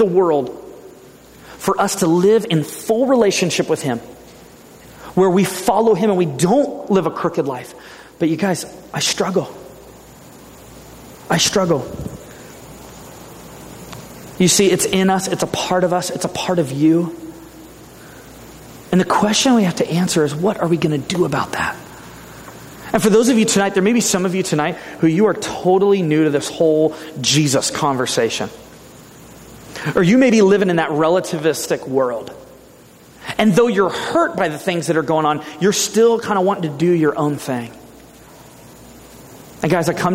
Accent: Ventura, California, United States; moved away; my hometown in Ventura

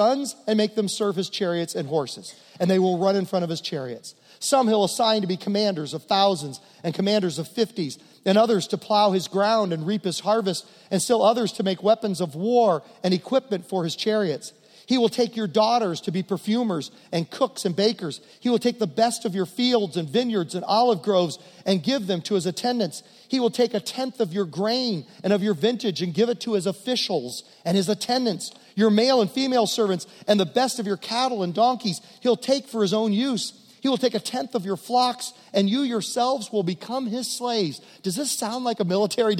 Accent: Virginia, United States; that's my home state

